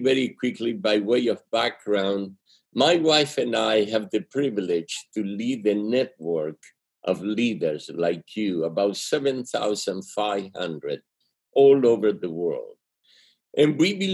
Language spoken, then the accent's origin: English; Argentina; English is a second language; moved away; It's my accent. Okay? I'm from Argentina. And when you learn English later in life, it comes out rusty like this